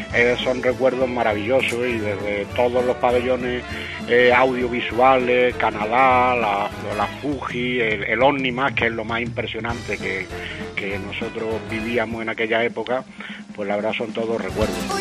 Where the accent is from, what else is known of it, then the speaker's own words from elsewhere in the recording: Castilleja de la Cuesta, Andalusia, Spain; moved away; Vivo fuera de Sevilla desde hace muchos años, pero yo soy nacido en Castilleja de la Cuesta